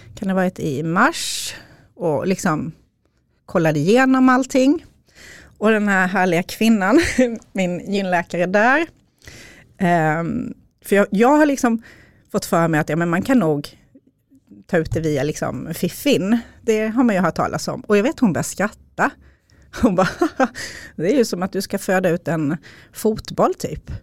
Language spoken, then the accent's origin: Swedish; Småland, Sweden; accent: Småland dialect; now in Upplands Väsby, Sweden; Som ni har på dialekten så kommer jag från Småland. Men bor i Upplands Väsby med Micke, min man